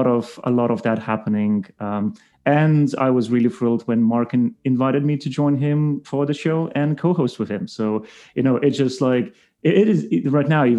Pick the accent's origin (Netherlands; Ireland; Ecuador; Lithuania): Lithuania; moved away as an adult; now in United Kingdom; Originally, I'm from Lithuania. I relocated to the UK, what is already 7 years ago